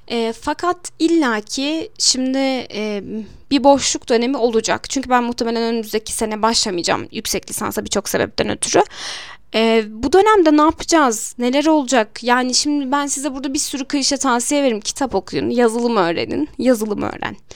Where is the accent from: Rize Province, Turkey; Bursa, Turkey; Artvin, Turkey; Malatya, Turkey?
Malatya, Turkey; now in Elazığ, Turkey; Ben Malatyalıyım. Normalde de uzun zaman yani uzun bir süredir artık 15-16 senedir belki daha da fazla olmuştur. Elazığ'da yaşıyorum.